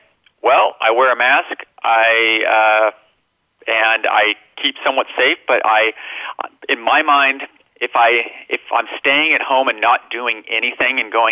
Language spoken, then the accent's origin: English; Minnesota, United States; moved away; I came from Minnesota